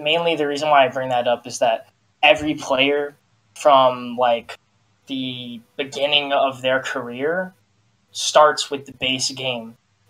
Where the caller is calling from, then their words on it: Sacramento, California, United States; Sacramento, California.